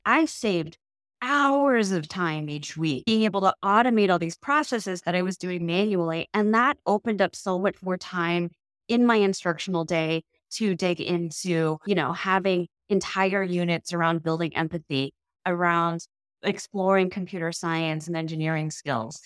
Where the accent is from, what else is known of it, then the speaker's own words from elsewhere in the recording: Chicago, Illinois, United States; as a Chicagoan, as, you know, an Asian, a woman, mother who lives in Chicago